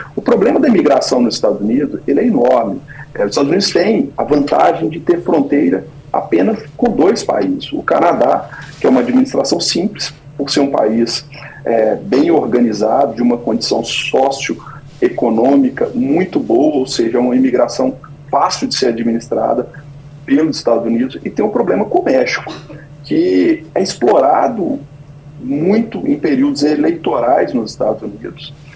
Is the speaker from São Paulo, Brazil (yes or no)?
no; Belo Horizonte, Minas Gerais, Brazil; moved away as an adult; now in Florida, United States; eu sou mineiro de Belo Horizonte